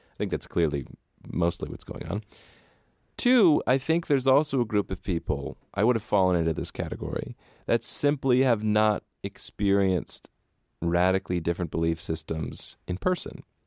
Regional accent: United States; Growing up in America, if you come from any kind of more right-wing background

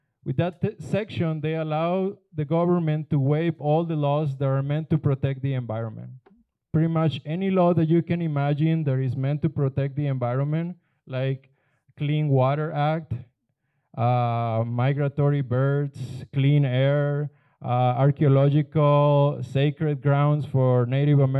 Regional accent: Guaymas, Sonora, Mexico; moved away; Guaymas is my hometown

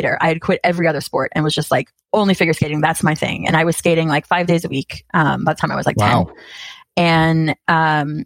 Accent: Massachusetts, United States; I grew up in Massachusetts

